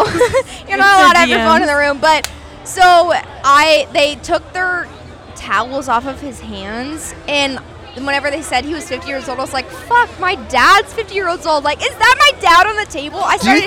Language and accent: English; Texas, United States